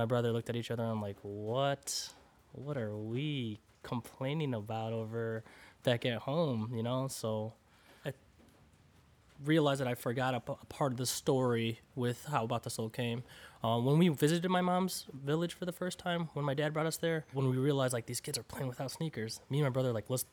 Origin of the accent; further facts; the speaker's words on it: United States; I grew up here in the United States